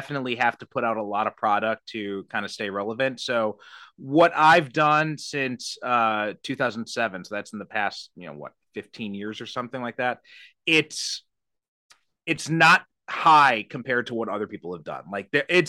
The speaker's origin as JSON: {"language": "English", "town": "Chicago", "region": "Illinois", "country": "United States", "moved": "yes", "said": "I'm originally from the Chicagoland area"}